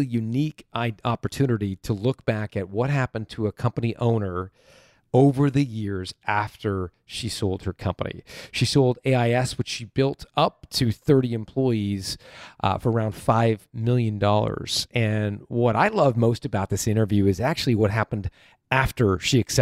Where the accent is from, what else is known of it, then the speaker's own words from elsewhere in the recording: Canada; I'm from Canada.